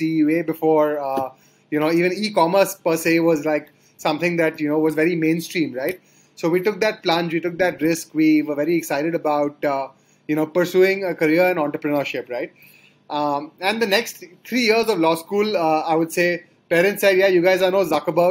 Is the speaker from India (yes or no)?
yes; Kolkata, West Bengal, India; moved away as an adult; also born or lived in Sonipat, India / Delhi, India; I grew up in Calcutta, and that's where my parents are from